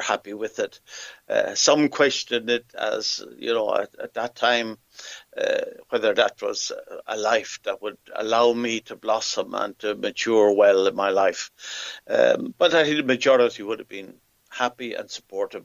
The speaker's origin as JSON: {"language": "English", "town": "Athlone", "region": "Leinster", "country": "Ireland", "tie": "born or raised there", "also_born_or_lived": "Africa", "moved": "as an adult", "said": "I come from Athlone. Um, I was born and reared here"}